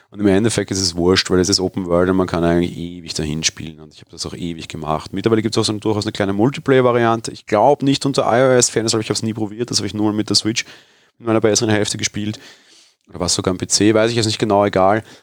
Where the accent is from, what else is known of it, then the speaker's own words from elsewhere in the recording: Vienna, Austria; etwas, was mir als Wiener hier geboren und aufgewachsen eigentlich völlig fremd ist